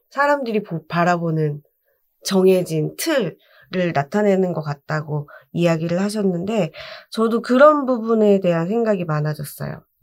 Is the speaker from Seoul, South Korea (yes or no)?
no; Busan, South Korea; moved away; 저는 관광특구 해운대에 그 유람선 선착장 근처에 있는 아파트